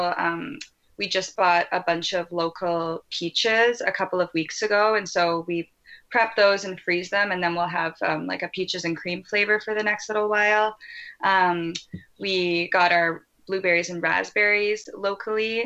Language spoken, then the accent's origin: English; Ontario, Canada; also born or lived in Vancouver; I'm from Ontario